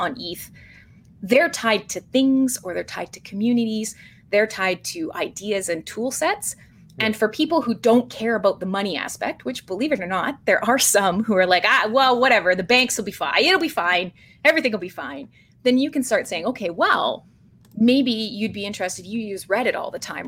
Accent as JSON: {"language": "English", "town": "Vancouver", "region": "British Columbia", "country": "Canada", "said": "come from Vancouver, BC, which is an incredibly, incredibly Ethereum-centric area of Canada"}